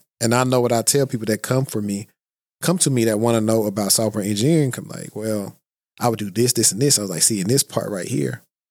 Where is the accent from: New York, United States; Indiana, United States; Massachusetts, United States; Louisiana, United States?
Louisiana, United States; Shreveport; Well, we're both from Shreveport. So that's what makes it pretty cool.